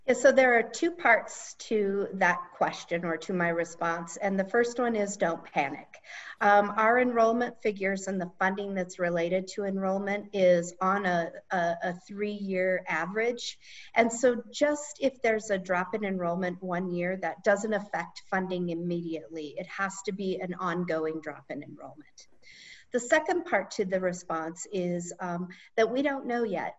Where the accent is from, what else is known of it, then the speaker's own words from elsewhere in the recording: Gillette, Wyoming, United States; I grew up in Northeast Wyoming in Gillette